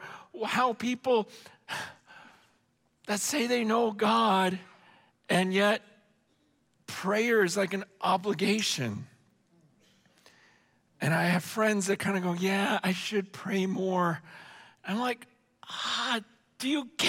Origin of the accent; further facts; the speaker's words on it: Stockton, California, United States; also born or lived in San Francisco / Hong Kong; Then I came back to the States, we're living in Stockton.